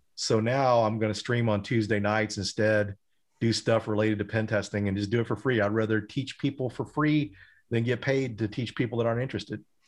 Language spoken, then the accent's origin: English; Denton, Texas, United States; Denton, Texas, where I was born and raised and grew up